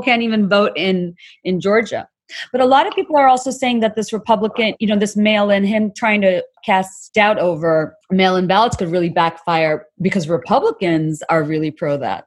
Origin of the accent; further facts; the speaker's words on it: Dhaka, Dhaka Division, Bangladesh; I, am from Bangladesh and I grew up in Bangladesh